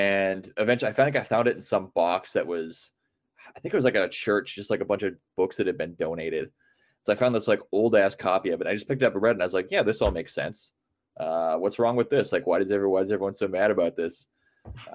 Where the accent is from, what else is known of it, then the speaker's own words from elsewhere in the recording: Midwest, United States; I grew up in the Midwest and, you know, pretty working class